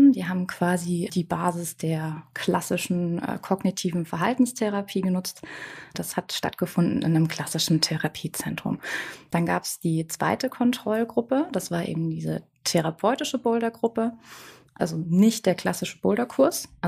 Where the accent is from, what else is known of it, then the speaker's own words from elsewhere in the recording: Bavaria, Germany; Bei uns in Bayern, das ist eher so der ländliche Charakter